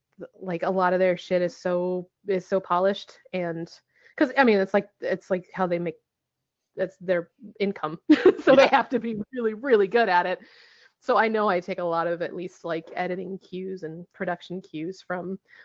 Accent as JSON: {"language": "English", "town": "Bellingham", "region": "Washington", "country": "United States", "tie": "born or raised there", "said": "my hometown, Bellingham, and he had nothing but bad things to say about Bellingham, Washington, and I was so delighted because I have this real love-hate relationship with this town that I grew up in."}